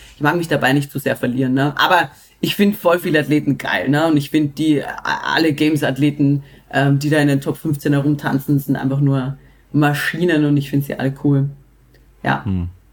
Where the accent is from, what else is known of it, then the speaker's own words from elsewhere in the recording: Austria; Bei uns in Österreich